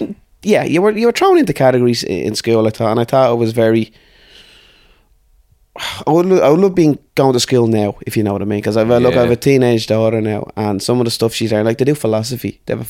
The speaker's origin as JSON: {"language": "English", "town": "Dublin", "region": "Leinster", "country": "Ireland", "tie": "born or raised there", "said": "So lived in Artane I grew up in Artane basically."}